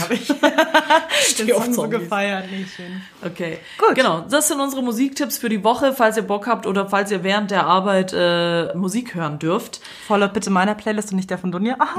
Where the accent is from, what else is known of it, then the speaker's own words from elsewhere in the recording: Zagreb, City of Zagreb, Croatia; now in Germany; meine Heimatstadt Kroatien, Zagreb.